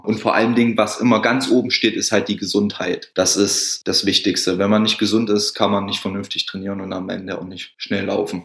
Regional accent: Thuringia, Germany; bei uns in Thüringen

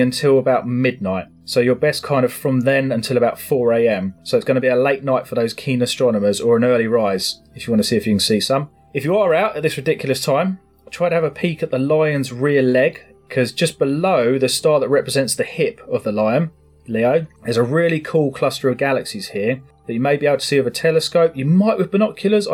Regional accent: England, United Kingdom; we're English

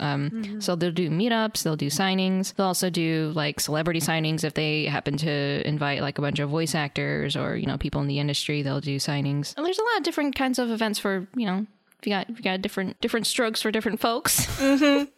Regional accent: North Carolina, United States; we're both from North Carolina

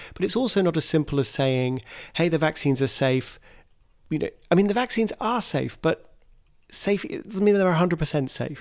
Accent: United Kingdom; my home country, the UK

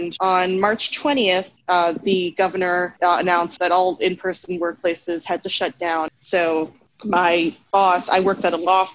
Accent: Long Island, New York, United States; I'm from New York, Long Island, New York

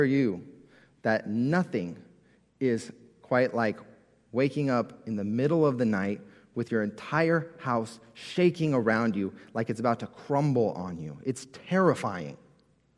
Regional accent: California, United States; as a kid, I grew up in California. Growing up in California, we had earthquake drills all the time at school

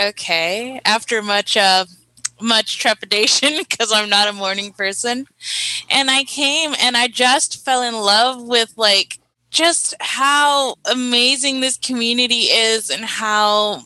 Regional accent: Carson, California, United States; I'm from Carson, California, and we attended the same middle school and high school

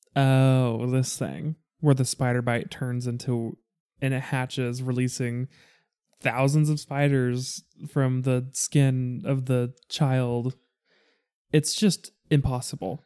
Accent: United States; me being an American

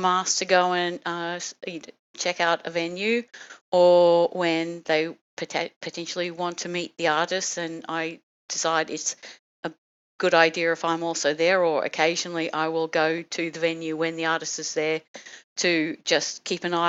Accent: Brisbane, Queensland, Australia; also born or lived in Germany; brought me back to Brisbane, to my hometown

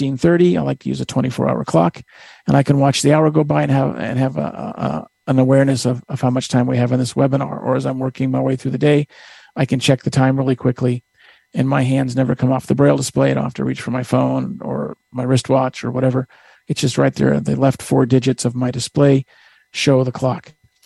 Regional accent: Northern California, United States; I'm from Northern California

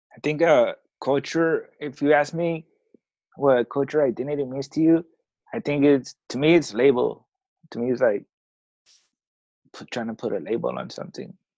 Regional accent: Oakland, California, United States; first language Spanish; English is a second language; moved away as an adult; now in Tijuana, Mexico; I was born here in Tijuana. Um, I was I was raised in in Oakland. My mom took me to Oakland when I was I was like a couple months old

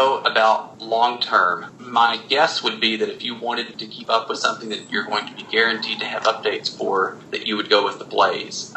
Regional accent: the South, United States; I grew up in the South

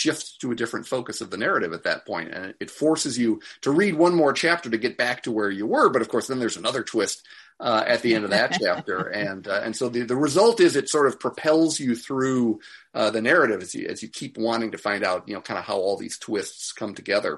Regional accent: Chicago, Illinois, United States; I grew up in Chicago, but my family had this little cottage up in Michigan

